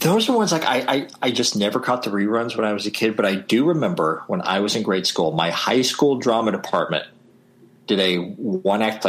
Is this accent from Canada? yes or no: no; Southern Illinois, United States; my hometown in Southern Illinois